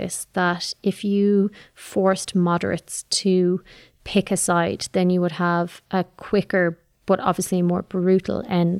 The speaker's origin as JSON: {"language": "English", "country": "Ireland", "said": "as an Irish people"}